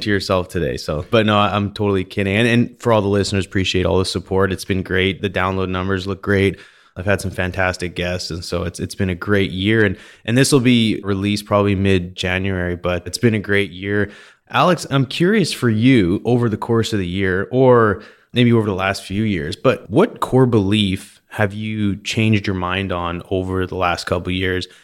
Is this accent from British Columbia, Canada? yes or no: yes; Vernon, British Columbia, Canada; I grew up in Vernon, in British Columbia